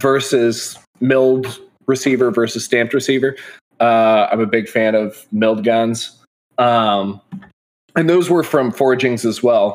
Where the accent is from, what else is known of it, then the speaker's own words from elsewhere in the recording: Midwest, United States; I'm from the Midwest, and I do machining and CAD and stuff like that.